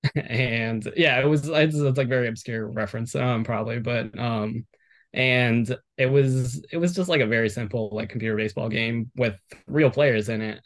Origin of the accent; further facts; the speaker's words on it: Miami, Florida, United States; I'm from Miami, born and raised